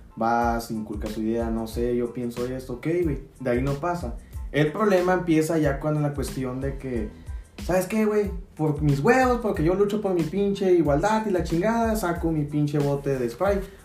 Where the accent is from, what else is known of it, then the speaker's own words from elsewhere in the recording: Mexico; como mexicanos